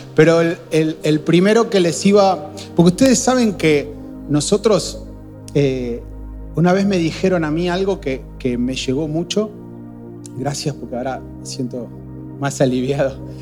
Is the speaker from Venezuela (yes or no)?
no; Argentina